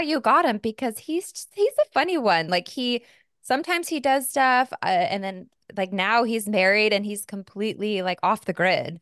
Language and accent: English; Arizona, United States; moved away; also born or lived in New York; I grew up in Arizona